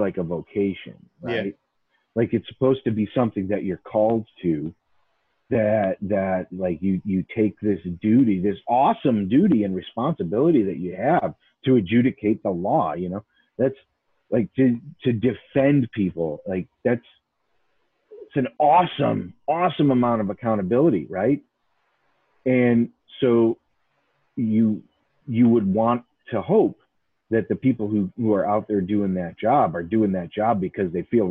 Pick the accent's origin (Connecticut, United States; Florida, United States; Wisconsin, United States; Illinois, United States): Illinois, United States; Chicago; I grew up in Chicago, too